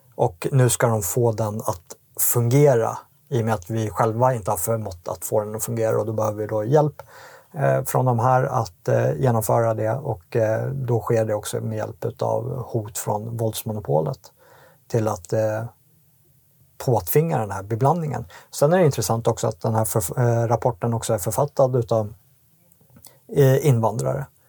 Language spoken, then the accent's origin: Swedish; Sweden; vi som svenskar